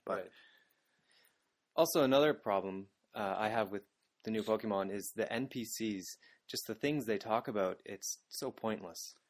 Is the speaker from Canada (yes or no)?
yes; Canada; moved away as an adult; now in Japan; I'm from Canada, that is just north of America